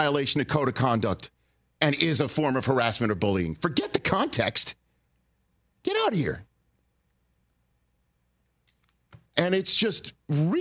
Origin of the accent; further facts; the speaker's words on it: Northeast, United States; I'm from the Northeast